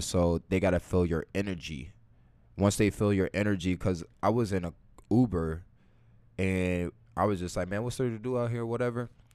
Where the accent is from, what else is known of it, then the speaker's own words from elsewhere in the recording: Chicago, Illinois, United States; I'm from Chicago